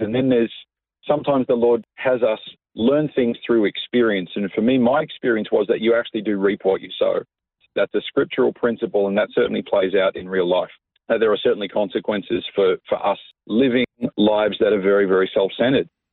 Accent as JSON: {"language": "English", "town": "Coffs Harbour", "region": "New South Wales", "country": "Australia", "tie": "born or raised there", "also_born_or_lived": "Sydney", "moved": "as an adult", "lives_now": "Melbourne, Australia", "said": "I was uh, born and raised in Coffs Harbour. Uh, I lived there till I was about 19 years"}